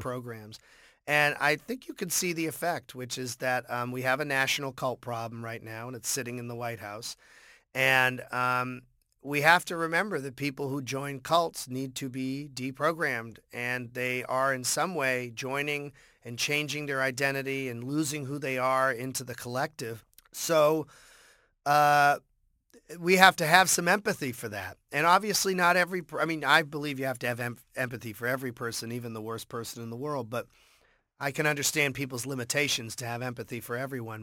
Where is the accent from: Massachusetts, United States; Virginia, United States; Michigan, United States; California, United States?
Massachusetts, United States; Boston; growing up in Boston